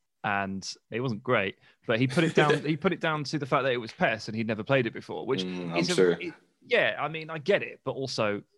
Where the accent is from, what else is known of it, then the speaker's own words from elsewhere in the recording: England, United Kingdom; I'm English as well